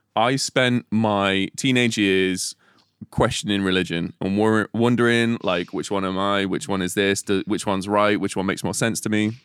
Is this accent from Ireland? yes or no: no; Telford, West Midlands, United Kingdom; I'm from Telford